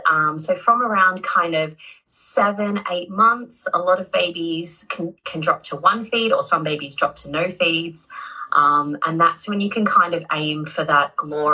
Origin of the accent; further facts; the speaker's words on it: Australia; now in United Kingdom; I'm Australian, but I live in the UK.